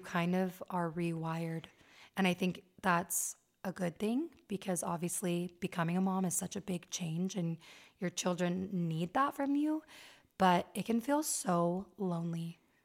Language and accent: English; Las Vegas, Nevada, United States; moved away as an adult; now in Utah County, United States; And I was raised in Las Vegas, and I've lived in Utah for almost ten years.